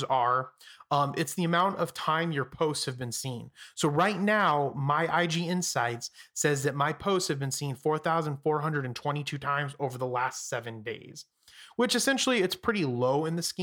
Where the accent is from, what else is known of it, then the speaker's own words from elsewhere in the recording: Phoenix, Arizona, United States; I'm from Phoenix